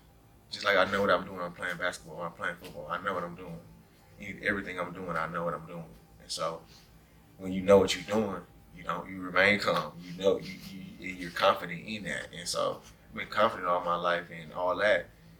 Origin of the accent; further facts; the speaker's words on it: Georgia, United States; now in Milwaukee, United States; You know, I moved to Milwaukee from Georgia. Nobody could understand what I was saying when I first got here.